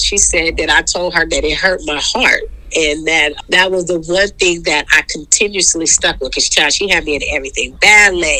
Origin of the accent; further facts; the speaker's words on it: Oakland, California, United States; I grew up in Oakland, California, born and raised